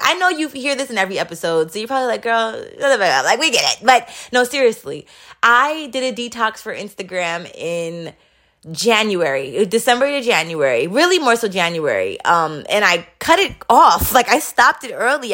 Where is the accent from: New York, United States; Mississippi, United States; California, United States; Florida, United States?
New York, United States; New York City; moved away as an adult; I grew up in Queens, New York